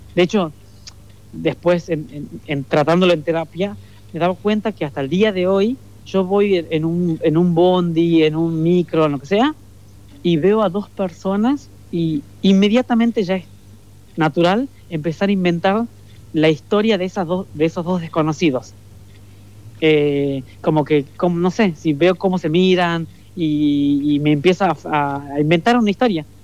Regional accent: Leales, Tucumán, Argentina; moved away as an adult; now in Buenos Aires, Argentina; el pueblito, en Leales, donde yo nací

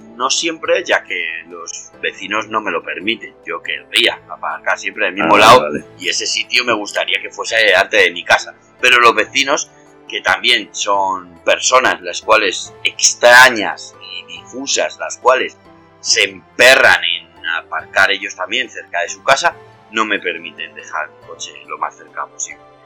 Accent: Madrid, Community of Madrid, Spain; yo soy de Madrid

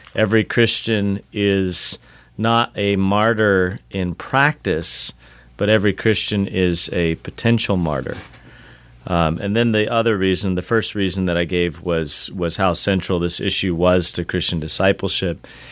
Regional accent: Southern California, United States; moved away as an adult; I grew up in Southern California

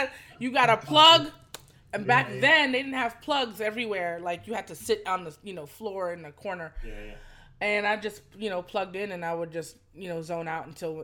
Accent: New York City, New York, United States; when you from New York, you know, when you from Brooklyn

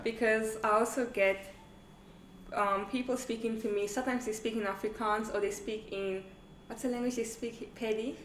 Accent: Namibia; moved away as an adult; also born or lived in Angola; now in South Africa; I was born in Namibia, but my nationality is Angolan.

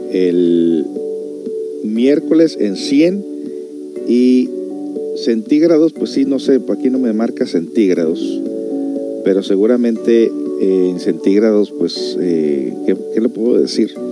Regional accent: Mexico; moved away; cuando yo vine de México, ella estaba bien chiquitilla.

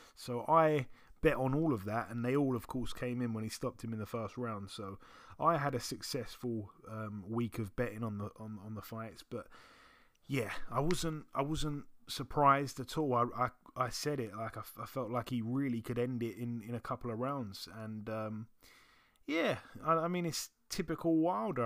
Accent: London, United Kingdom; I'm from London.

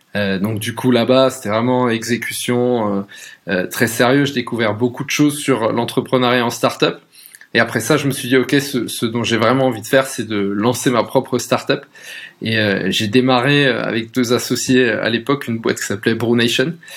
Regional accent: Alsace, Grand Est, France; moved away as an adult; also born or lived in Paris; à la base je viens d'Alsace, entre une petite ville, presque un village entre Colmar et Mulhouse

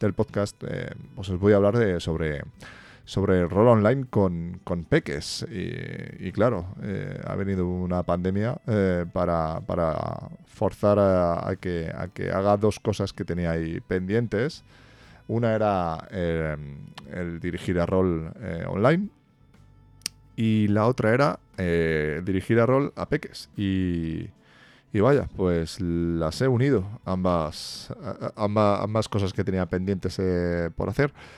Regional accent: Spain; aquí en España, bueno, que vivo aquí en mi país

